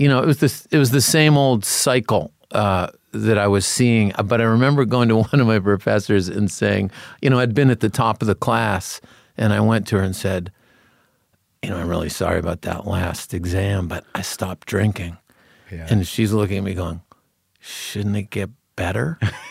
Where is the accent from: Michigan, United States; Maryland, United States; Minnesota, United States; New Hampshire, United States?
New Hampshire, United States; Concord; Grew up in New Hampshire.